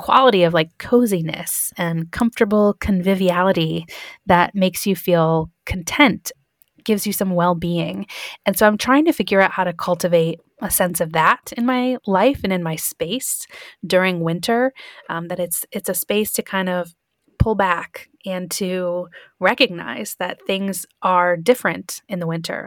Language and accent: English; Michigan, United States; I grew up in Michigan